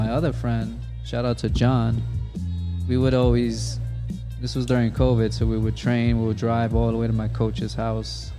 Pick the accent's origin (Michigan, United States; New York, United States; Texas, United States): New York, United States; New York City; I'm a New Yorker